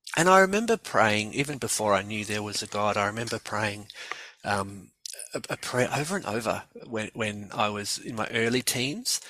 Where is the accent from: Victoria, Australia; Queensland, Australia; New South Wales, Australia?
Victoria, Australia; Melbourne; also born or lived in Gothenburg; I grew up here in in Melbourne.